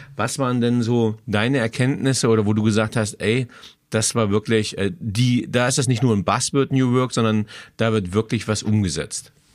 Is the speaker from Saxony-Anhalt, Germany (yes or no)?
yes; Magdeburg, Saxony-Anhalt, Germany; born or raised there; now in Würzburg, Germany